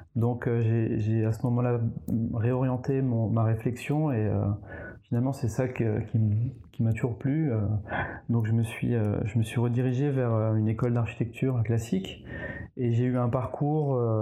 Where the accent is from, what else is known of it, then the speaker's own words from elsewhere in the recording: eastern France, France; moved away as an adult; also born or lived in Nancy / Strasbourg / England / Paris; je viens de l'Est de la France